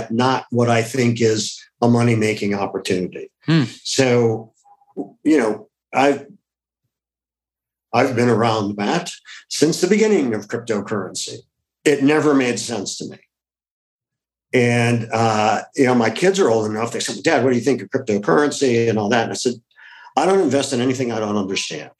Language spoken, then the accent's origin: English; Ohio, United States; It was a classic Midwestern upbringing. I grew up in Ohio.